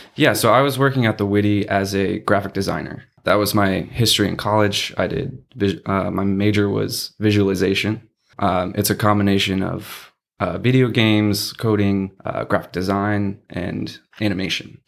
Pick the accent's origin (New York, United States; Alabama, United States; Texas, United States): Texas, United States; San Antonio; I was born and raised in San Antonio